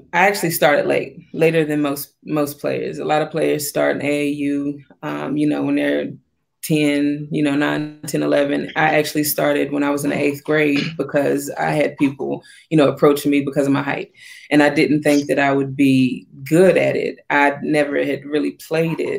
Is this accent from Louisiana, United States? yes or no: no; Wytheville, Virginia, United States; moved away as an adult; also born or lived in High Point, North Carolina; I'm actually from Virginia, a small town in Virginia, Wytheville, Virginia, actually.